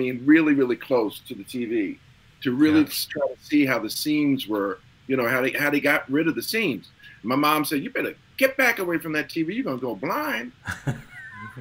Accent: Baltimore, Maryland, United States; Baltimore, Maryland

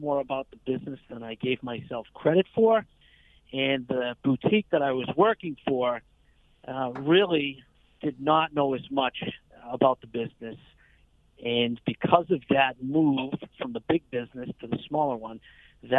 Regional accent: Boston, Massachusetts, United States; I am a Boston Red Sox fan from Boston, Massachusetts

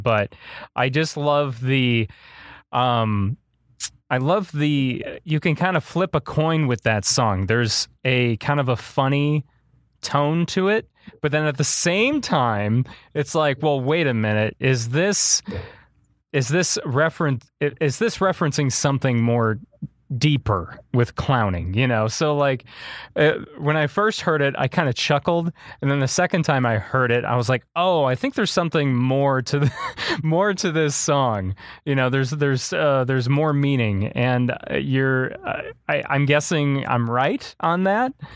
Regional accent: Illinois, United States; my hometown area that I live in, in, in Illinois

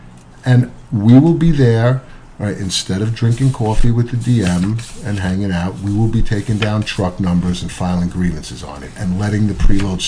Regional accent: Maspeth, New York, United States; If you can't have, and I'm from Maspeth.

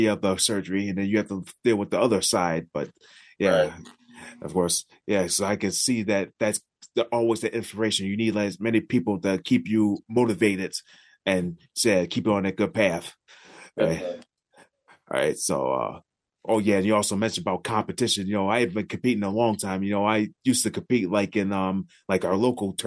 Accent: Buffalo, New York, United States; it was always hosted at my hometown, like, around my hometown area, mostly in Buffalo

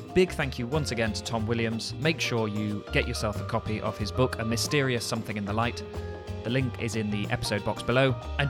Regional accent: Yorkshire and the Humber, United Kingdom; I grew up in Yorkshire

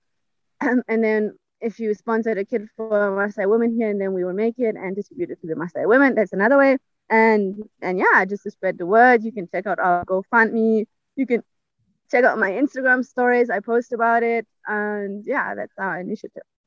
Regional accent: Germany; moved away; I come from Germany

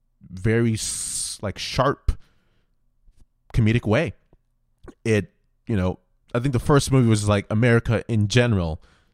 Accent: Florida, United States; So growing up in Florida.

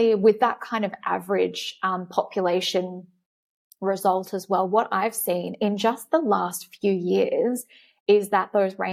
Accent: Australia; being an Australian, is that we live in this beautiful, sunny, vitamin D rich location

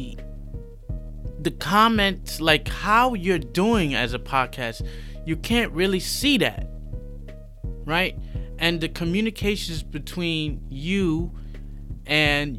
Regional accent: New York City, New York, United States; moved away as an adult; now in Shanghai, China; I'm a New Yorker. I'm from New York City.

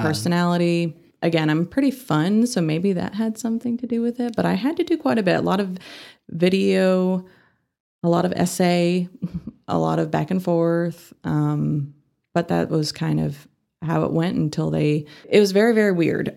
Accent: Fort Worth, Texas, United States; moved away as an adult; also born or lived in North Carolina; now in Amarillo, United States; I grew up in Fort Worth

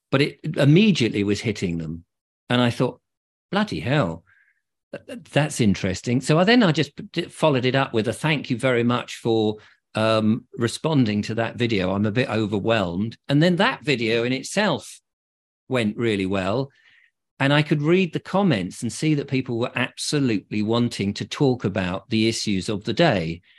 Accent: England, United Kingdom; being English

